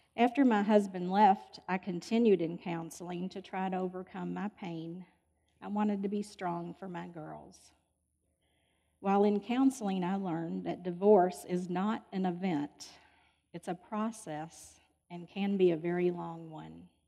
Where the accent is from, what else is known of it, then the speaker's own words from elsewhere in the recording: Louisville, Kentucky, United States; I was born in Louisville and I've lived here all my life.